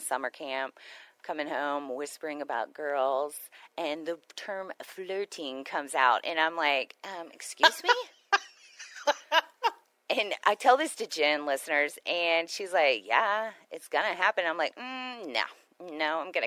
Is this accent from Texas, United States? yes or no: yes; Houston, Texas, United States; moved away; I come from Houston